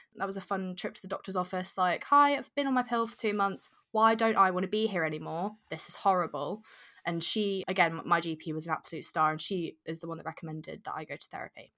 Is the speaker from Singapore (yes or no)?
no; Jersey; moved away as an adult; I was born and brought up in Jersey from very young